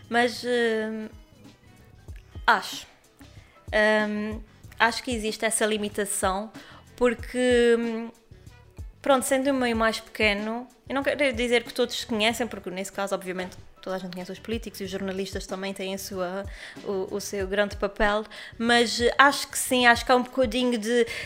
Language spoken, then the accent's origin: Portuguese; Azores, Portugal; E nós somos das Ilhas Maiores, não é? Agora imagina outros.